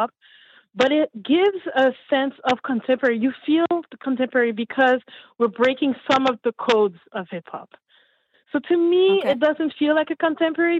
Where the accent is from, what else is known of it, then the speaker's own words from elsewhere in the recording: Montreal, Quebec, Canada; also born or lived in Haiti; I'm from Montreal, raised in Montreal, originally from Haiti. Came here in 76 years ago.